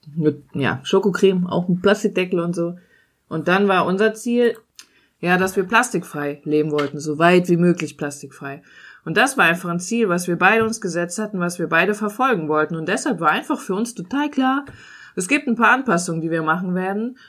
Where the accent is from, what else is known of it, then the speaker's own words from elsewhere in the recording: Germany; bei uns in Deutschland